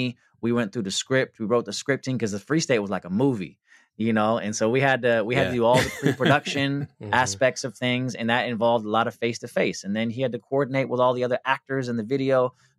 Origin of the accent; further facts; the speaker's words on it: West Coast, United States; I'm from the West Coast